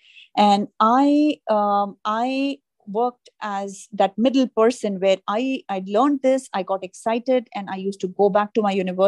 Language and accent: English; India; now in New York, United States; But that was something new and different that I learned when I moved from India to New York.